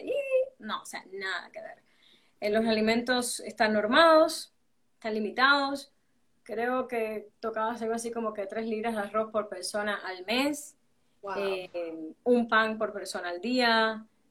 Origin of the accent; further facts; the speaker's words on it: Cuba; now in Guatemala; siendo caribeña